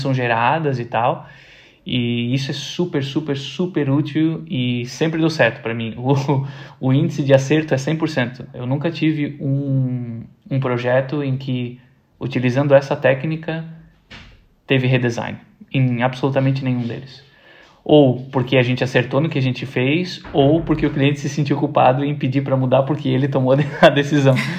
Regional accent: Brazil; como nós, brasileiros

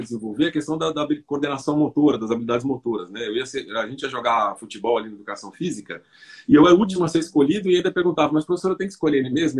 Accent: São Paulo, Brazil; eu nasci na periferia de São Paulo

